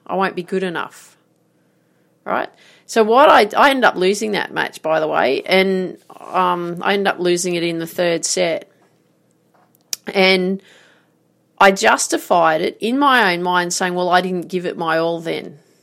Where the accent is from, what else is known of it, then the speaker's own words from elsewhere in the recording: Grafton, New South Wales, Australia; I grew up in Grafton